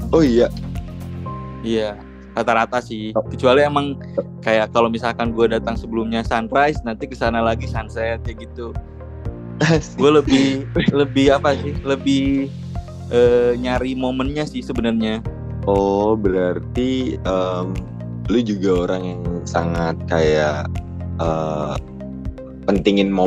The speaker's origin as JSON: {"language": "Indonesian", "town": "Bandung", "region": "West Java", "country": "Indonesia", "tie": "born or raised there", "said": "tuh gue dari SMP tuh emang mulai-mulai suka explore kan emang di kota sendiri gitu emang explore tempat-tempat sendiri tempat-tempat di kota sendiri karena Bandung tuh emang kalau dibilang Bandung gak ada habisnya tuh bener"}